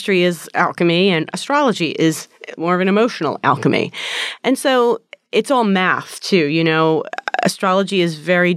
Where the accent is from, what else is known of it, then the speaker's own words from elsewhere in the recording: New Jersey, United States; when I was a child growing up in New Jersey